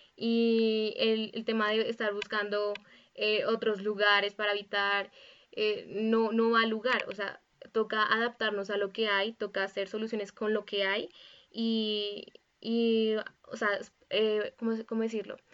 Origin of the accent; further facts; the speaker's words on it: Bogotá, Colombia; soy de, la, de Bogotá, Colombia